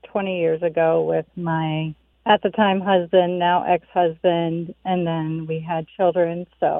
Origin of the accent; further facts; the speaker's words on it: South Carolina, United States; moved away as an adult; also born or lived in Minnesota; now in Shakopee, United States; I grew up in the South